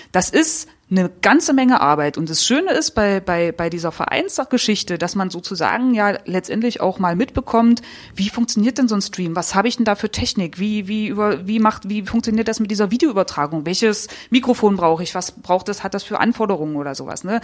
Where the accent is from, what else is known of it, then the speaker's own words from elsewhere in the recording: Saxony-Anhalt, Germany; Also ich bin im Ghetto aufgewachsen, im Neustädter Feld.